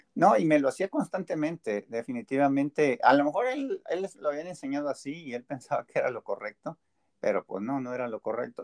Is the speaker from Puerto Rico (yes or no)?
no; Mexico; moved away as an adult; now in United States; Yo soy más mexicano que nopal